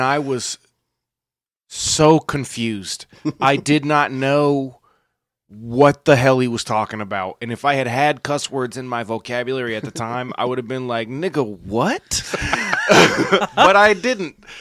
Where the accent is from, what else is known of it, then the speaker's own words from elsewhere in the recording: Jacksonville, Florida, United States; I was born at Memorial in Jax.